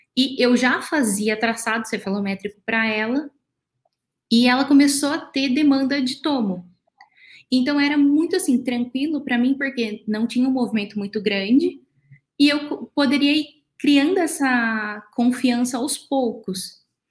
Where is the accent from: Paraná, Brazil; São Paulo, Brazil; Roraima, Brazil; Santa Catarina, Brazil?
São Paulo, Brazil; Araçatuba; Eu sou de Aracatuba, do interior de São Paulo